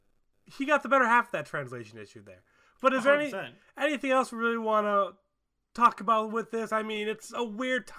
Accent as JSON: {"language": "English", "region": "Midwest", "country": "United States", "said": "I'm from the Midwest"}